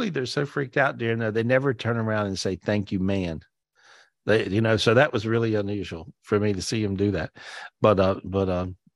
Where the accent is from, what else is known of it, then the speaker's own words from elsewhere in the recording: Belarus; now in Los Angeles, United States; Originally from Belarus.